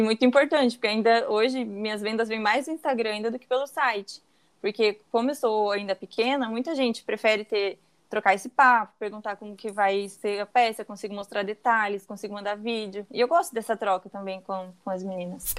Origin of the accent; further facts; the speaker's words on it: Campo Mourão, Paraná, Brazil; moved away as an adult; now in Brusque, Brazil; eu sou de Campo Mourão, mas agora atualmente eu tô morando em Brusque. É, em 2016 eu vim para Santa Catarina.